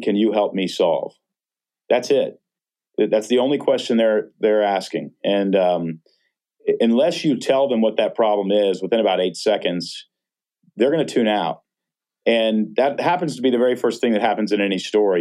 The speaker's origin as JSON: {"language": "English", "region": "Texas", "country": "United States", "tie": "born or raised there", "moved": "yes", "lives_now": "Portland, United States", "said": "I grew up in Texas"}